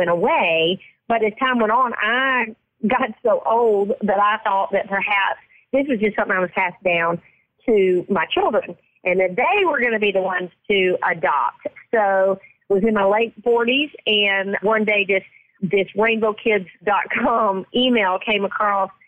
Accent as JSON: {"language": "English", "region": "Mississippi", "country": "United States", "said": "I'm from Mississippi"}